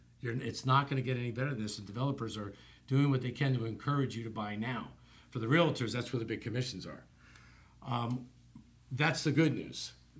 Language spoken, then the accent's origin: English; New Jersey, United States; now in Miami, United States; I grew up in New Jersey